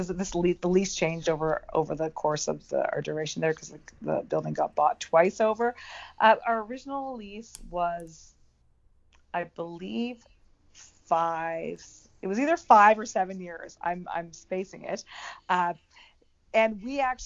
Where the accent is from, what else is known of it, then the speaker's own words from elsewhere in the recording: Canada; moved away as an adult; now in United States; I'm originally from Canada, and I was born and raised in Canada, and also my mother is still there